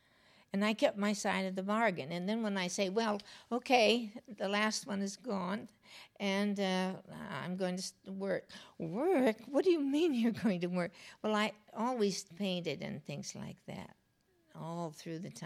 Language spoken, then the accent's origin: English; United States; also born or lived in Los Angeles / New York; I was raised here and in New York.